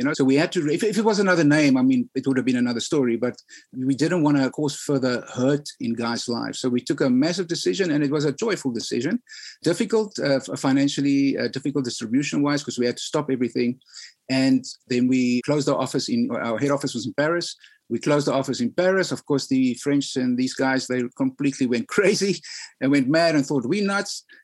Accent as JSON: {"language": "English", "country": "South Africa", "said": "as a South African"}